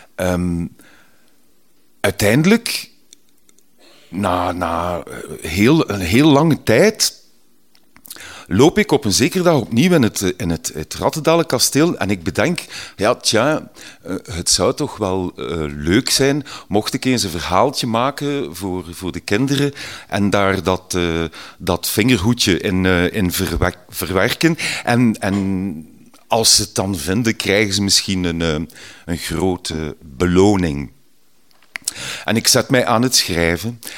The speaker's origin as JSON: {"language": "Dutch", "town": "Ghent", "region": "Flanders", "country": "Belgium", "tie": "born or raised there", "said": "Ik ben van Gentbrugge, een mooie groene randgemeente hier vlak tegen Gent"}